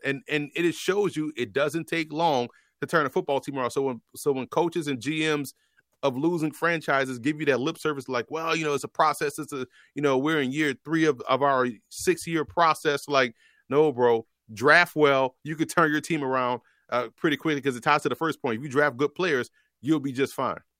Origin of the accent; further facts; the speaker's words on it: New Orleans, Louisiana, United States; moved away; my hometown, New Orleans, Louisiana